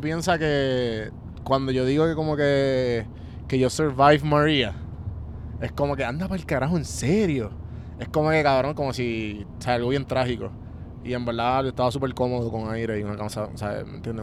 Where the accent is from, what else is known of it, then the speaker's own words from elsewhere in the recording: Puerto Rico; nosotros como puertorriqueños